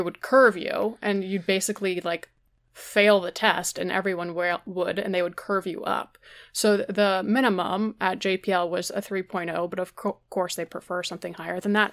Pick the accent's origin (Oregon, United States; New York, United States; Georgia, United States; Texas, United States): Georgia, United States; I grew up in Georgia